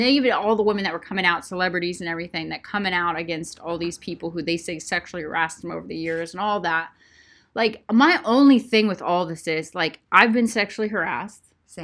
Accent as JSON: {"language": "English", "country": "United States", "said": "as an American woman with a voice"}